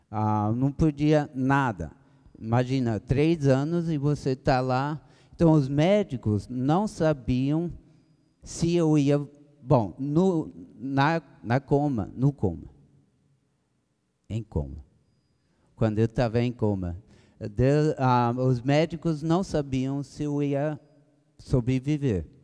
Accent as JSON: {"language": "Portuguese", "country": "Brazil", "tie": "born or raised there", "also_born_or_lived": "United States", "second_language": "Portuguese", "said": "eu nasci nos Estados Unidos, acho que dá para vocês notarem, né? Minha esposa é brasileiro, brasileira. É que em inglês não tem masculino, feminino, é tudo. e com seis meses de idade, meus pais foram chamados aqui para o Brasil."}